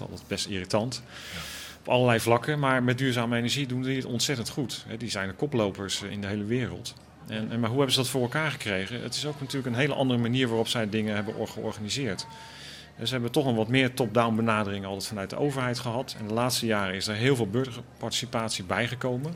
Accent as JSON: {"language": "Dutch", "region": "Randstad", "country": "Netherlands", "tie": "born or raised there", "said": "ik ben opgegroeid in de Randstad"}